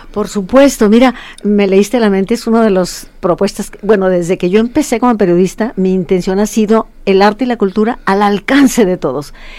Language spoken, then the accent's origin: Spanish; Mexico; Soy el México de Rulfo